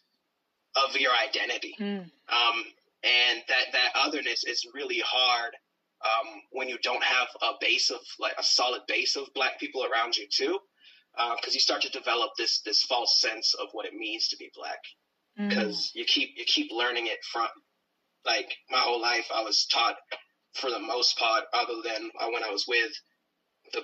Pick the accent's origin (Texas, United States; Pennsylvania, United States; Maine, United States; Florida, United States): Maine, United States; Brewer; In Brewer, where I grew up in Brewer, Maine, we were the only black family, really.